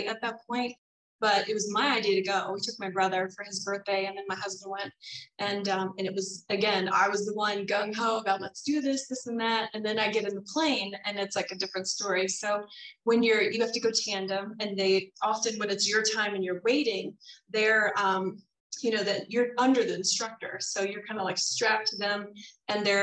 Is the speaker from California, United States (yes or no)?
no; Virginia, United States; also born or lived in North Carolina; I grew up in Virginia. I was actually born in North Carolina, grew up in Virginia, in near DC for half of the time.